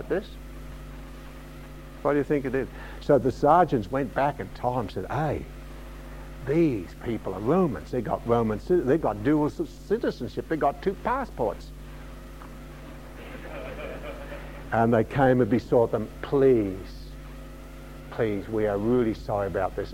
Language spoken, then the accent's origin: English; Australia; being an Australian